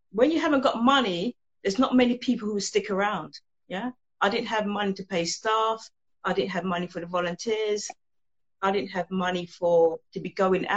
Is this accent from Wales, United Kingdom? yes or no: no; London, United Kingdom; I was actually born and raised in Hackney